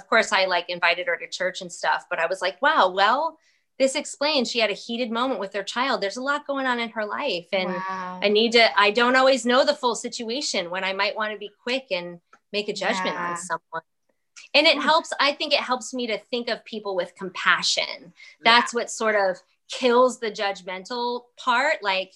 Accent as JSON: {"language": "English", "region": "New York", "country": "United States", "moved": "yes", "lives_now": "South Carolina, United States", "said": "I am a New Yorker."}